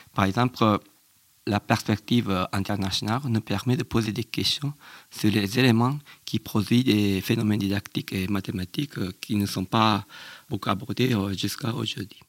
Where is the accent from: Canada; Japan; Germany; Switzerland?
Japan; French is a second language; moved away as an adult; now in Lyon, France; chez nous, au Japon